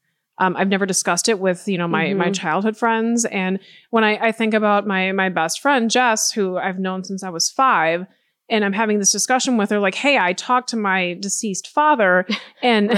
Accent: Madison, Wisconsin, United States; I'm from Madison

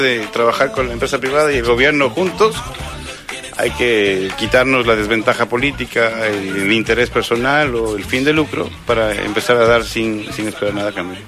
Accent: Quito, Pichincha, Ecuador; now in Argentina; soy quiteño

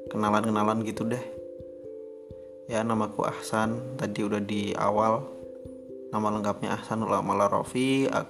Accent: Lampung, Indonesia; born there; also born or lived in Yogyakarta; aku lahir di Lampung terus semenjak SMA uh, eh, belajar di Jogja

